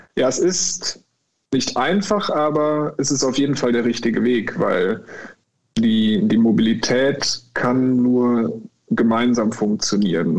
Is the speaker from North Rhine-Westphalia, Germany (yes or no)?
yes; Bonn, North Rhine-Westphalia, Germany; moved away as an adult; now in Cologne, Germany; ich bin ursprünglich Bonner, ich lebe seit zehn Jahren in Köln